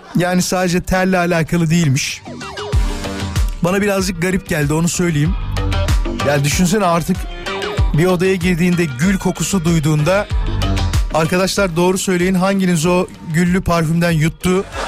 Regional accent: İzmit, Kocaeli, Turkey; Ben İzmitliyim biliyorsunuz ve Körfez'de yaşıyor benim ailem

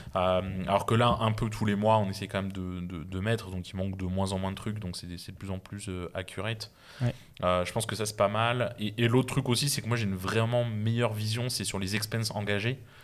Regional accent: Besançon, Bourgogne-Franche-Comté, France; je suis né à Besançon, euh, petite ville de province. mes parents avaient des salaires très, très normaux

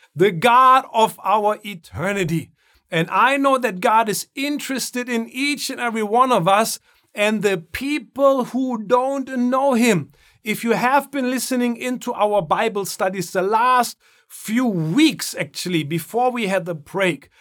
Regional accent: Germany; moved away; Growing up in Germany

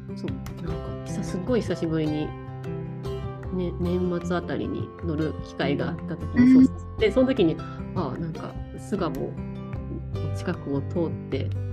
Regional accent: Kanagawa, Japan; moved away as an adult; also born or lived in Shikoku / Hokuriku / Chiba; now in Tokyo, Japan; もともとの出身は神奈川県なんですけど

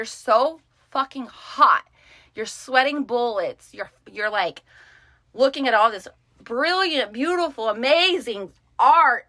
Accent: United States; I'm American

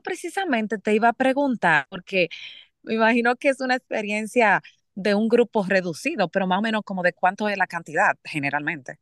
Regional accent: Dominican Republic; now in Utah, United States; Llegué ayer de República Dominicana

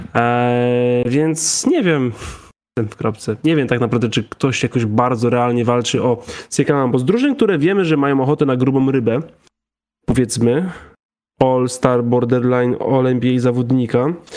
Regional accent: Krzepice, Silesian Voivodeship, Poland; było jedno, jedna lodziarnia u mnie w Krzepicach

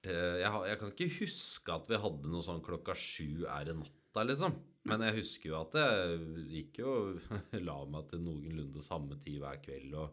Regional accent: Hamarøy, Nordland, Norway; Jeg vokste opp i fjærsteinene utafor Hamarøya.

